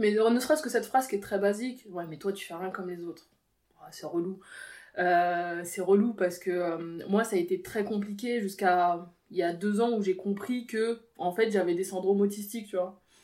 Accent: Versailles, Île-de-France, France; je suis née à Versailles

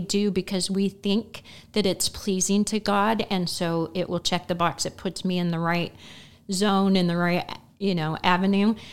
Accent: Terre Haute, Indiana, United States; moved away as an adult; now in Effingham, United States; Terre Haute, Indiana, and, uh, all of my children and grandchildren are still roughly in that area

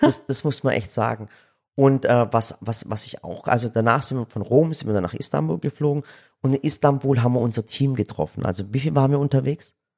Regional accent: Germany; wir als Deutsche

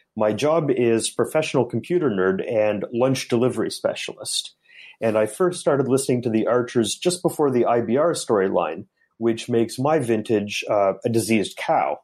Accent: Guelph, Ontario, Canada; also born or lived in Hamilton; now in Tokyo, Japan; I was born in Guelph, near Toronto, in Canada, but now I've been living in Tokyo

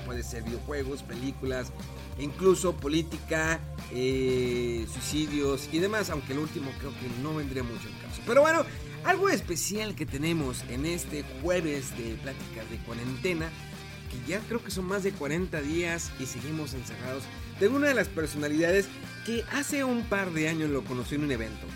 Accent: Mexico; Y somos aquí de México, somos de lugares pequeños

